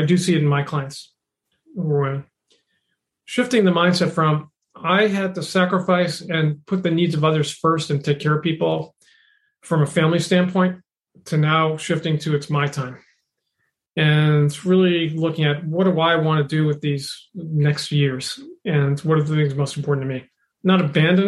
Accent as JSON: {"language": "English", "town": "Boston", "region": "Massachusetts", "country": "United States", "tie": "born or raised there", "said": "growing up in Boston"}